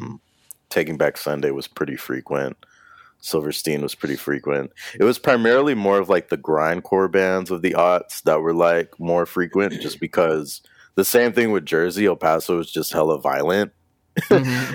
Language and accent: English; El Paso, Texas, United States; moved away as an adult; also born or lived in Austin; I'm from El Paso, Texas.